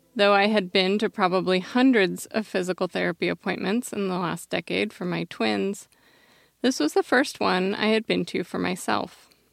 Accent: Eugene, Oregon, United States; I grew up in Tracktown, U S A, otherwise known as Eugene, Oregon

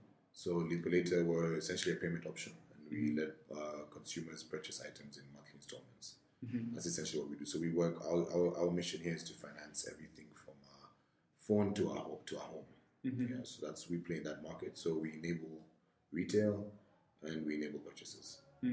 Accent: Kenya; So I'm Kenyan, fully Kenyan. I went to St. Mary's for primary school.

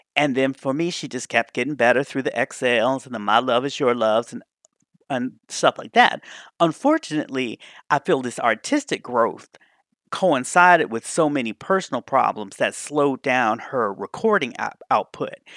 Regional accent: Washington, District of Columbia, United States; Gay Washington, D.C., my hometown

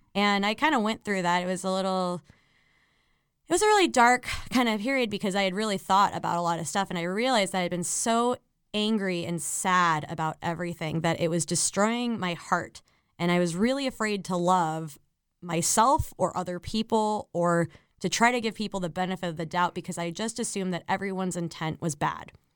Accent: Miami, Florida, United States; also born or lived in Chicago; now in New York, United States; I was born in Miami, Florida, and I was raised by, like, retired, like, New York Jewish people

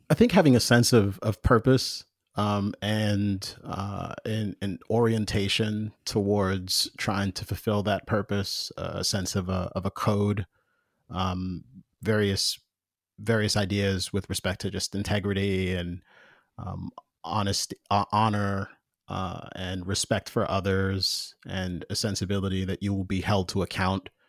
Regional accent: Jamaica; I'm I'm both Jamaican and and former evangelical.

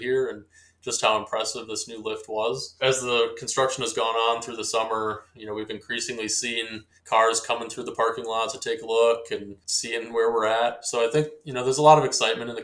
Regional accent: Tomahawk, Wisconsin, United States; I grew up in Tomahawk, Wisconsin, which sits about 90 minutes due south of the resort

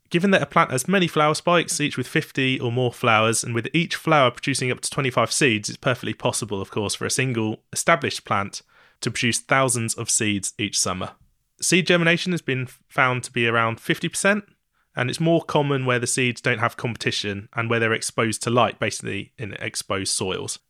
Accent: East Anglia, East of England, United Kingdom; I'm from East Anglia

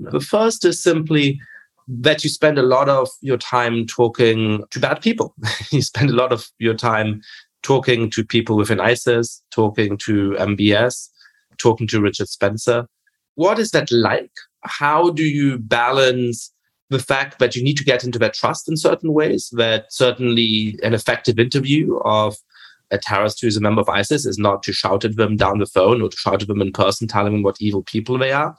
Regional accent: Germany; I grew up in Germany

